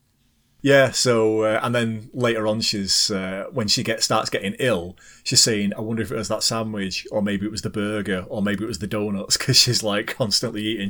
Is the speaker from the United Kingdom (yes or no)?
yes; United Kingdom; as a Brit